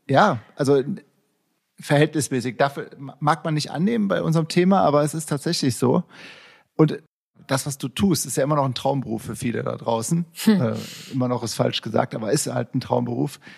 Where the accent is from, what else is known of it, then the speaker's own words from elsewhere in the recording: Cologne, North Rhine-Westphalia, Germany; in Köln geboren, in, auch in meiner Heimatstadt